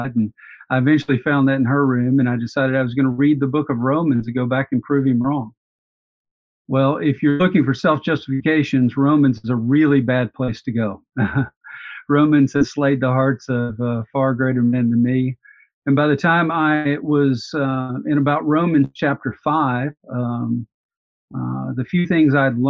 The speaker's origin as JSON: {"language": "English", "town": "Montgomery", "region": "Alabama", "country": "United States", "tie": "born or raised there", "said": "I grew up in Montgomery, Alabama"}